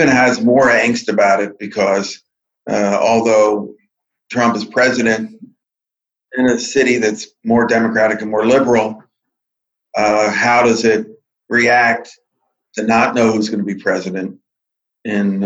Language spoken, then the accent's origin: English; Silver Spring, Maryland, United States; I grew up in Silver Spring next to the old Indian Spring Country Club that became the Beltway